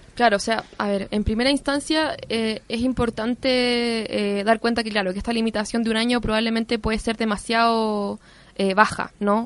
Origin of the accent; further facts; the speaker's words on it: Chile; nosotros como pueblo chileno